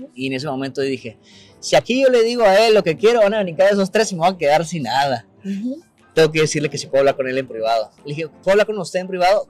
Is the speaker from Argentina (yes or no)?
no; Tijuana, Baja California, Mexico; moved away as an adult; also born or lived in Mexico City; Nací en Tijuana, en la Francisco Villa.